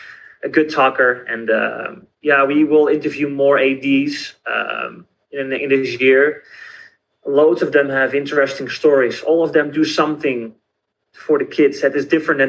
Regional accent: Netherlands; I'm from the Netherlands, so I have a very different background

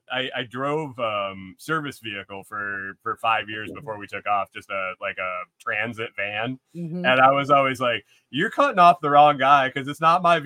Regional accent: Western New York, United States; also born or lived in Buffalo; I grew up in Western New York and went to school in Buffalo

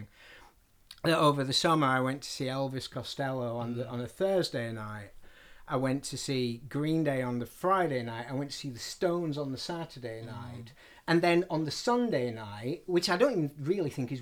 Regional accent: Barnsley, Yorkshire and the Humber, United Kingdom; now in London, United Kingdom; Barnsley's my hometown, but I don't think of it as home. London is my home.

